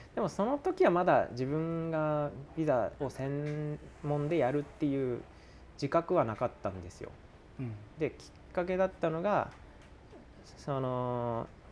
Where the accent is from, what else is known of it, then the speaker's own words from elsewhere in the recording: Fukushima, Japan; moved away as an adult; also born or lived in Tokyo / Miyagi; 一回ちょっと地元に帰ろうと思ってそこから福島に一旦帰ったんですよ